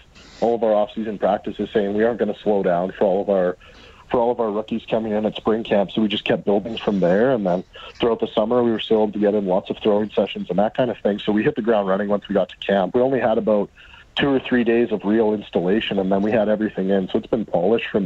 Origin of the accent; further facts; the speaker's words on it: Canada; as a Canadian